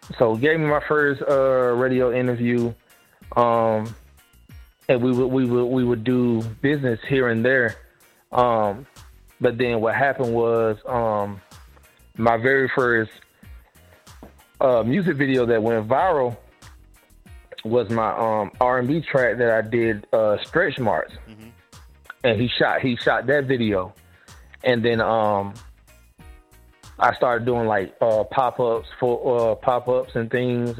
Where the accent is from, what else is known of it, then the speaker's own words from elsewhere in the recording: South Georgia, United States; I'm from South Georgia and I'm close to the Florida line